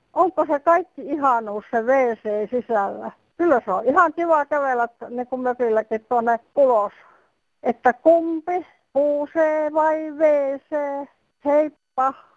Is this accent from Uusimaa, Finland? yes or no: yes; Espoo, Uusimaa, Finland; Minun lapsuudessa ja myöskin nuoruudessa Espoossakin asuessani